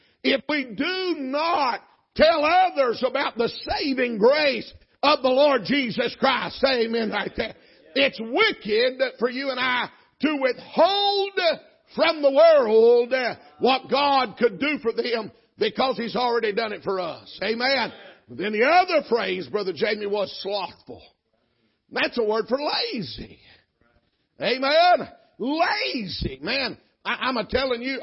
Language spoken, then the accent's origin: English; Georgia, United States; I'm from Georgia